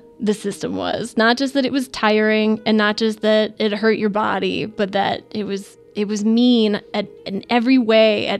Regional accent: Midwest, United States; I'm from the Midwest, you know, I'm hardy work stock.

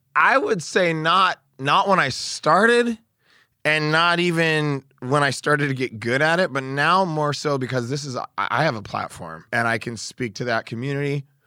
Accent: Oregon, United States; I'm from Oregon

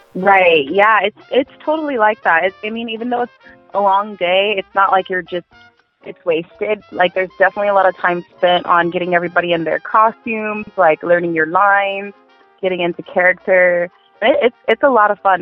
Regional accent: Inland Empire, California, United States; I'm from uh, California in the Inland Empire

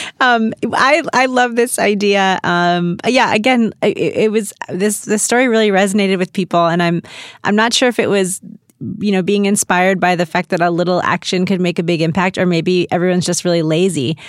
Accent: St. Louis, Missouri, United States; now in Los Angeles, United States; I grew up in Saint Louis

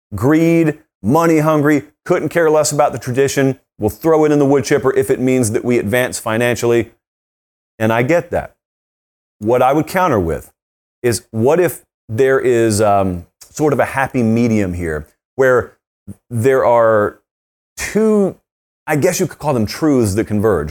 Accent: the South, United States; I grew up in the South.

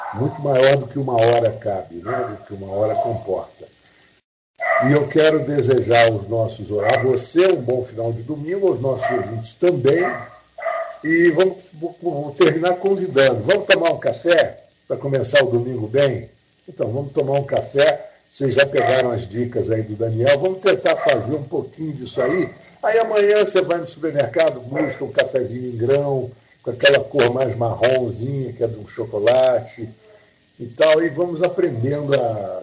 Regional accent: Brazil; eu sou brasileiro

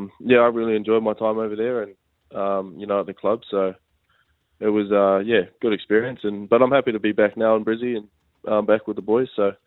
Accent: New Zealand; also born or lived in Melbourne / Gold Coast; now in Brisbane, Australia; being a Kiwi boy. So obviously got to play back home and, for the home club.

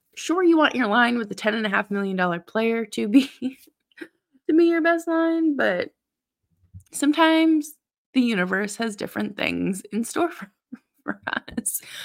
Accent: Boston, Massachusetts, United States; moved away; I'm originally from Boston and, uh, grew up a Bruins fan

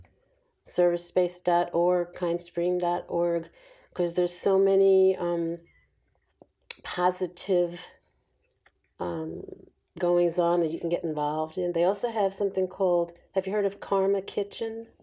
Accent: New York, United States; I was born and raised in New York

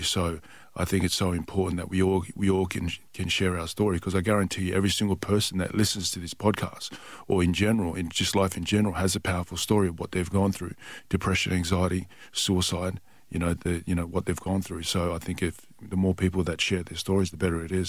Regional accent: Perth, Western Australia, Australia; also born or lived in Tonga; Perth, Western Australia, and that's yeah. my hometown. So yeah. I'm from six one six four South Lake

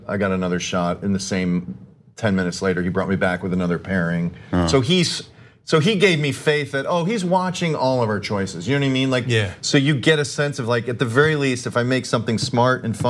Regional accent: Chicago, Illinois, United States; I grew up in Chicago

